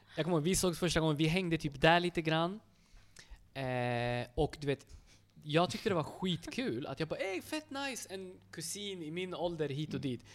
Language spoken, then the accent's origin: Swedish; Uppsala, Uppsala County, Sweden; jag är född och uppväxt i Sverige, i Uppsala.